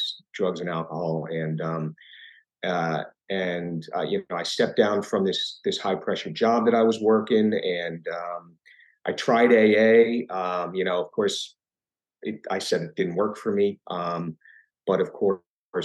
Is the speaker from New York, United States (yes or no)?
yes; New York area, United States; I grew up in the New York area and in the 70s